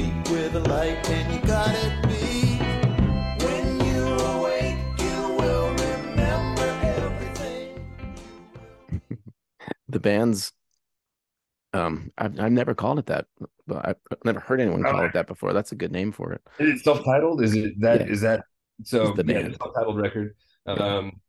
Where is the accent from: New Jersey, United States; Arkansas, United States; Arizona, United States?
Arkansas, United States; Little Rock; moved away; I'm from Little Rock, Arkansas originally